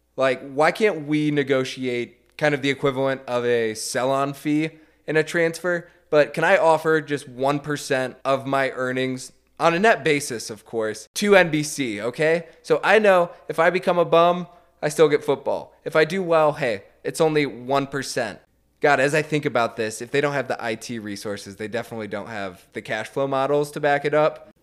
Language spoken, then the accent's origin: English; United States; as an American